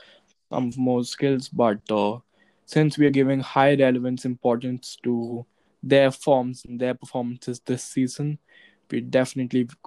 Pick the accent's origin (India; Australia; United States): India; I come from India